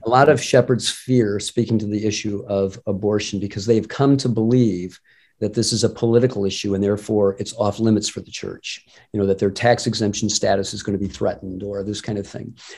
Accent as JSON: {"language": "English", "town": "Detroit", "region": "Michigan", "country": "United States", "tie": "born or raised there", "said": "I grew up in the Detroit area"}